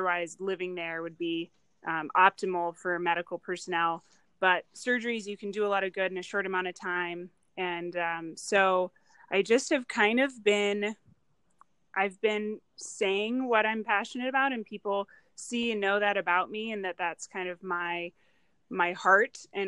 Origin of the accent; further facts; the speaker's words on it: Illinois, United States; now in Boulder, United States; I live in Boulder, but I'm from Illinois originally